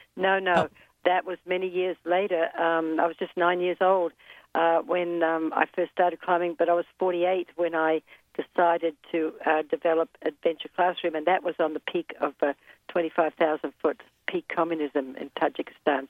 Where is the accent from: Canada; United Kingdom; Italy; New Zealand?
New Zealand; moved away as an adult; also born or lived in Guatemala; now in United States; I was born and raised in New Zealand